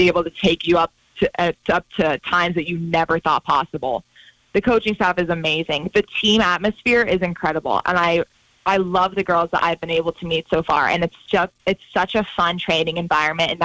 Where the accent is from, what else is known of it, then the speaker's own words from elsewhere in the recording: Butte, Montana, United States; grow up in Butte